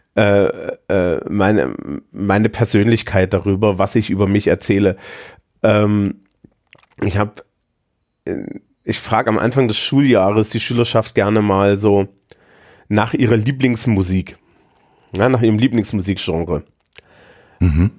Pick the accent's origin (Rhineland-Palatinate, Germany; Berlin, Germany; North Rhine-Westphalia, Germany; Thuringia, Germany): Thuringia, Germany; moved away as an adult; now in Bavaria, Germany; wenn ich in meiner Heimat in Thüringen bin